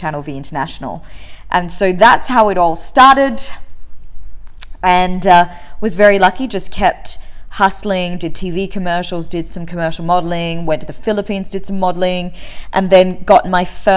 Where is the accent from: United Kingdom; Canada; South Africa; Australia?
Australia; Perth, Western Australia; accent: Australian; moved away as an adult; also born or lived in St. Gallen, Switzerland / Dubai; now in Singapore; Left Singapore at 3 with my family, and they migrated to Perth in Western Australia, where I was raised for 17 years